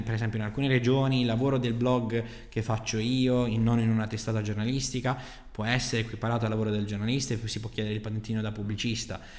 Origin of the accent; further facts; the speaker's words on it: Bari, Apulia, Italy; moved away as an adult; also born or lived in Naples; sono di Bari, mi sono trasferito in un'altra città